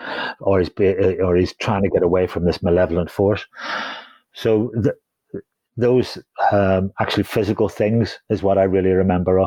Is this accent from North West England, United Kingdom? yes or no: no; Holywood, Northern Ireland, United Kingdom; I'm from Hollywood, so that's down the road